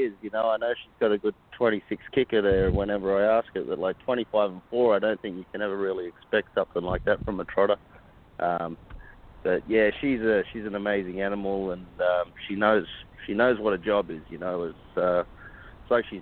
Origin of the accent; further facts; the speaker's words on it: Australia; now in United States; I'm from Australia